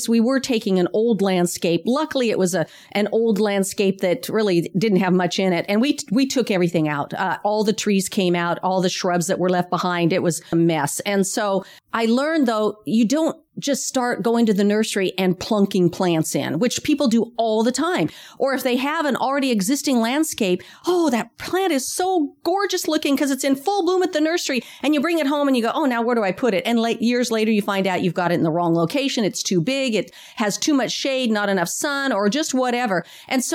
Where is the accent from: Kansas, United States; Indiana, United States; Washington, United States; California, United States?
Washington, United States; now in Sacramento area, United States; I'm from Washington State.